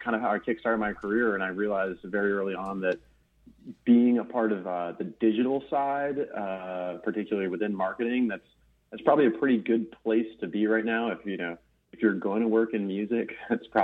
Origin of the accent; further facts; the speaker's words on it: Maine, United States; moved away as an adult; also born or lived in Pennsylvania; I'm this kid from Maine who went to school in Southern Pennsylvania.